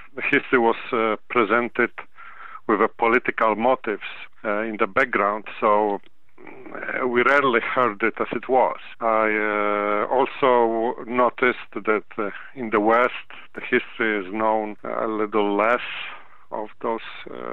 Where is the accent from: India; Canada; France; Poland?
Poland; now in United States; I am originally from Poland, and my parents took part in that war